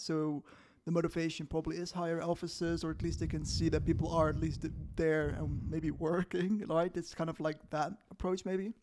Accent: Netherlands; I used to work for a Dutch company in the Netherlands, where, um, you know, in my hometown

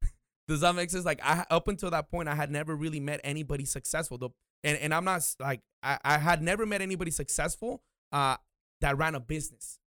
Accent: Oxnard, California, United States; I was born and raised here in Oxnard

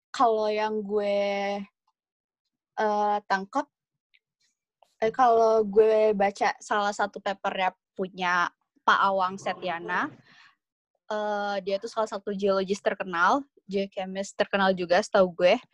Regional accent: Indonesia; Kalau gue sih uh, nambahinnya dari sini Indonesia sendiri, gue dari Indonesia sendiri ini kan

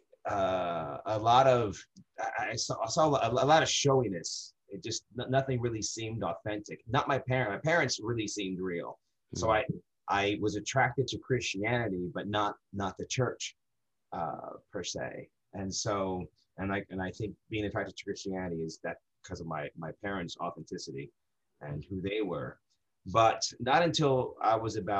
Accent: New Jersey, United States; moved away as an adult; now in Dexter, Maine, United States; Born and raised in New Jersey. I lived there 34 years, 34 years

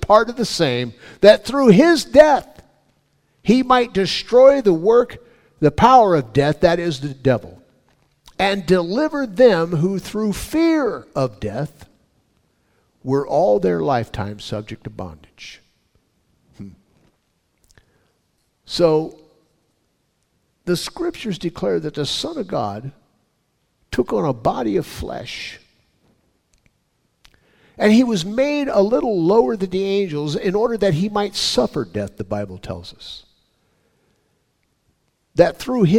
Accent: California, United States; I was born and raised in California

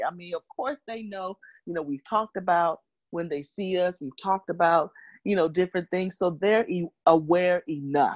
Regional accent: Memphis, Tennessee, United States; moved away; I'm currently right now in Memphis, which is my hometown

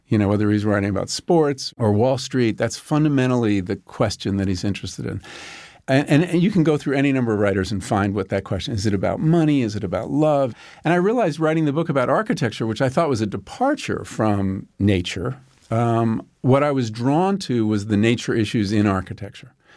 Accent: Long Island, New York, United States; When I grew up on Long Island, we would drive out there and there were all farms

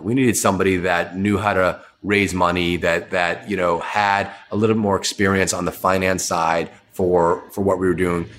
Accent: Boston, Massachusetts, United States; I grew up in the Boston area

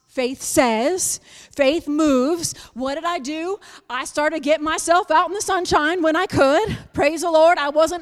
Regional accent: Buffalo, New York, United States; moved away; I'm from Buffalo, New York. I was raised in Buffalo, New York

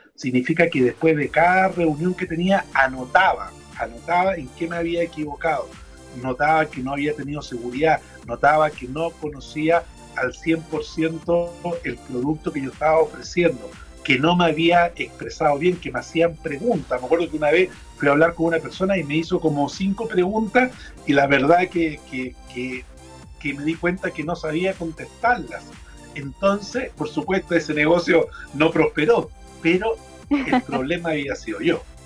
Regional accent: Chile; cómo somos los chilenos

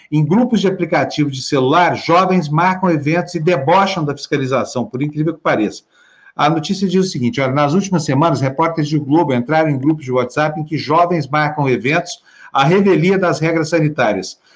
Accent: Brazil; Quem não merece somos nós brasileiros.

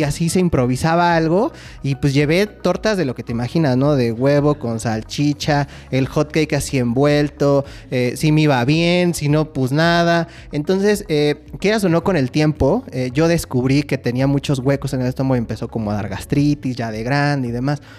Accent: Mexico; como mexicanos somos una, eh, sociedad de tradiciones

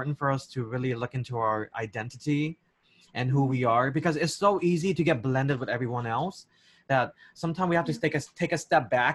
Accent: Long Beach, California, United States; first language English; I was born and raised in Long Beach, California, which is the biggest, one of the biggest Cambodian communities here in the United States

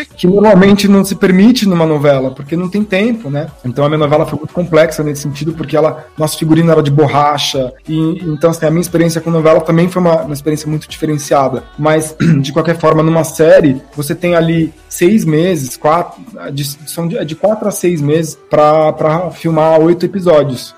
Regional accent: Brazil; nós, como brasileiros

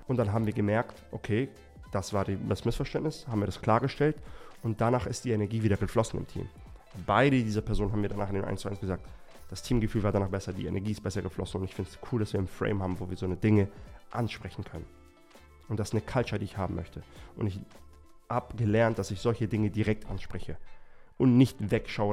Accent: Erbil, Kurdistan Region, Iraq; moved away; in Erbil, in meiner Heimatstadt

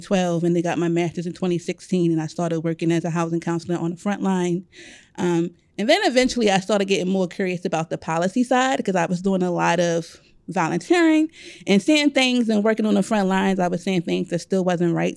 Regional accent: Baltimore, Maryland, United States; moved away as an adult; now in Howard County, Maryland, United States; growing up in Baltimore City

